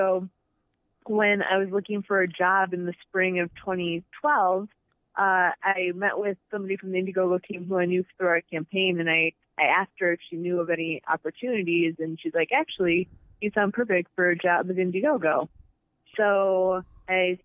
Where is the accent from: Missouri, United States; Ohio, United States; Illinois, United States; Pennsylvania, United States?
Illinois, United States; Rock Falls; moved away as an adult; also born or lived in Indianapolis / Chicago / San Francisco; I grew up in Rock Falls, Illinois